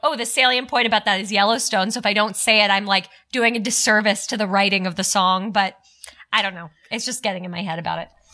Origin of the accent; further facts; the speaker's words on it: Toronto, Ontario, Canada; I'm from Toronto.